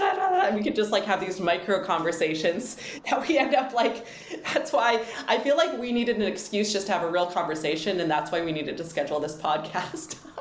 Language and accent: English; Edmonton, Alberta, Canada; now in Vancouver, Canada; I grew up in Edmonton